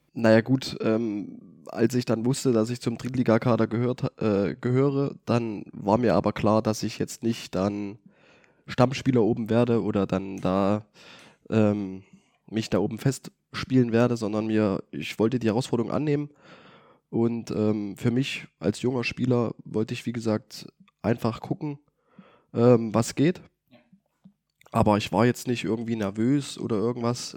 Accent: Greiz, Thuringia, Germany; also born or lived in Luxembourg; ich komme aus Kreiz, ich kenne in Kreiz viele Leute

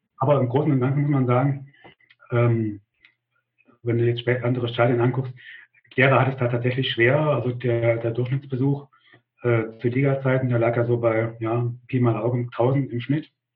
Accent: Gera, Thuringia, Germany; Also ich bin in Gera geboren und in einem Dorf, äh, in der Nähe von Gera aufgewachsen.

